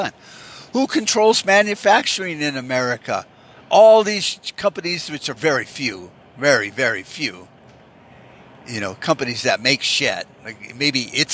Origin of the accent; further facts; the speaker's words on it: United States; we, as American socialists